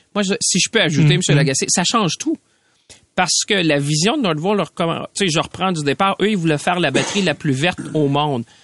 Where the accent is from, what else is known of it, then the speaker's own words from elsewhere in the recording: Mauricie, Quebec, Canada; je viens de la Mauricie